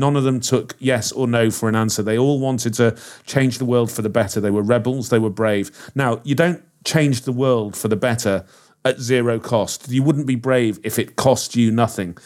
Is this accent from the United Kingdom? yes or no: yes; Liverpool, North West England, United Kingdom; I'm from Liverpool